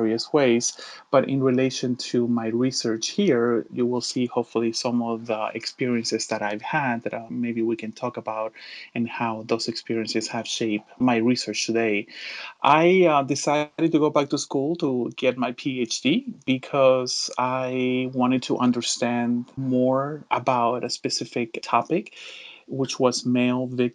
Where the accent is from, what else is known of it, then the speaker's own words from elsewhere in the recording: Miami, Florida, United States; also born or lived in Chile; I was born in Chile, in South America, and actually moved to the States when I was about 12 years old. So I grew up in Miami